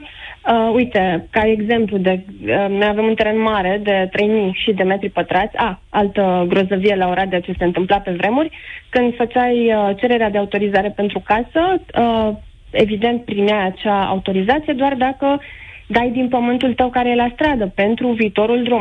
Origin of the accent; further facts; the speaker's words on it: Oradea, Bihor County, Romania; eu sunt din Oradea